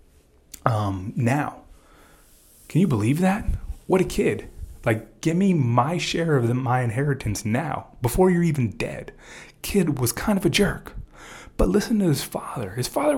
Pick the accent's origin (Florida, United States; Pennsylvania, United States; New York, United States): Florida, United States; Miami; I'm a Cuban from Miami